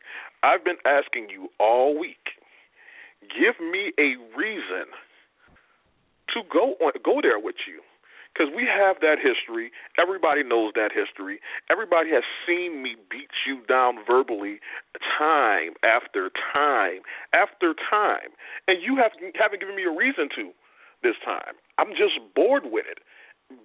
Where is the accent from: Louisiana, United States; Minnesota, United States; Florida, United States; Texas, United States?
Louisiana, United States; New Orleans; I am in New Orleans, Louisiana, my hometown, my city. You don't walk in my city and take what I want.